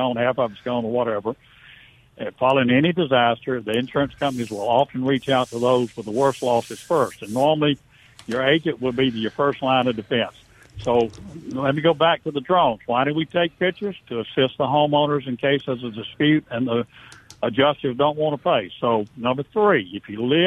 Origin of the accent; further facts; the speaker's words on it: Vicksburg, Mississippi, United States; I'm from Vicksburg, so I knew a lot of the people in the area